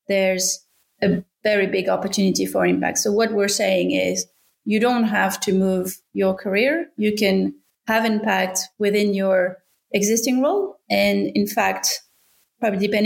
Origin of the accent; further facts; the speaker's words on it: France; accent: French; English is a second language; moved away as an adult; now in Australia; I'm from France originally. You can probably tell from my accent, but I arrived in Australia 12 years ago.